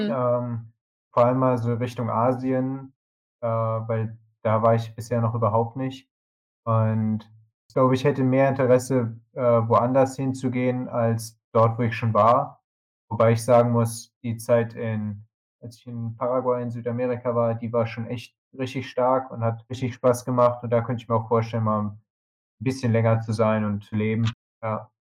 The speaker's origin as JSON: {"language": "German", "country": "Germany", "said": "als Deutscher"}